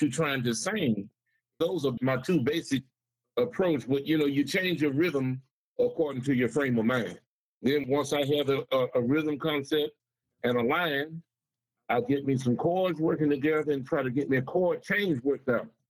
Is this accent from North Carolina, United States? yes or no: no; Saginaw, Michigan, United States; now in Bay City, United States; I grew up in Saginaw